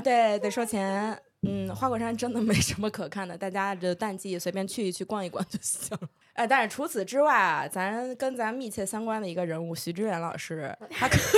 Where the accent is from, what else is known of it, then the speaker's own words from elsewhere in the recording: Lianyungang, Jiangsu, China; 乌来自江苏连云港。不是张家口， 不是张家港，是连云港